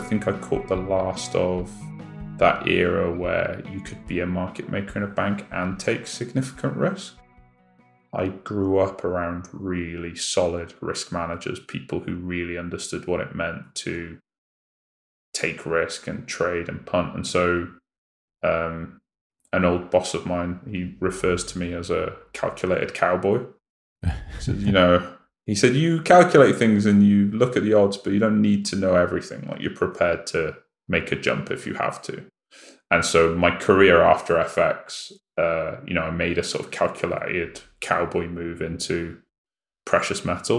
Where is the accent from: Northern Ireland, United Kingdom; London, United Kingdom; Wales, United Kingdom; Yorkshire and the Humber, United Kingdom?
Wales, United Kingdom; also born or lived in Cardiff; I grew up in Wales, yeah. It's a bit like, what's the equivalent for the US? It's a bit like growing up in like backwards Jeez. Pennsylvania or something.